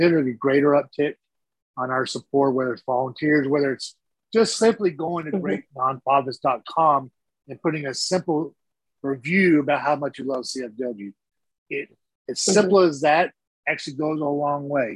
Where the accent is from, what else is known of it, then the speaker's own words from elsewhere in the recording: Texas, United States; I'm a Texan first, always